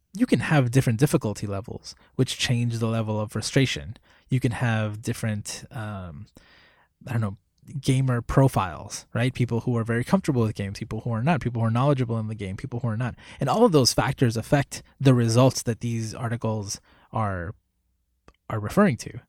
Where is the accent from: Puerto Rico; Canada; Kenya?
Puerto Rico; I was born in Puerto Rico. I was raised in Puerto Rico.